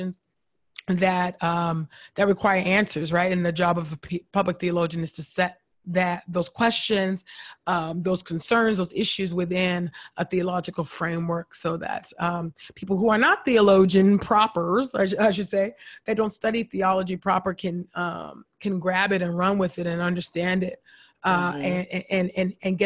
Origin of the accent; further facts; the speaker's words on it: California, United States; I grew up born and raised in California